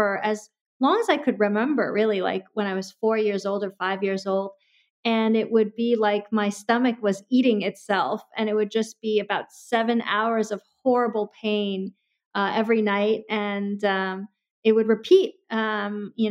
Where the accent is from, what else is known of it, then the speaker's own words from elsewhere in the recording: Los Angeles, California, United States; I came from the Valley, the original Valley where Valley girls were named